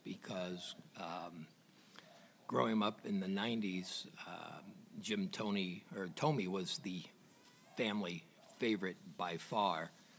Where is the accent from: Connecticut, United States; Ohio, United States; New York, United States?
Ohio, United States; Akron; I was born and raised in Akron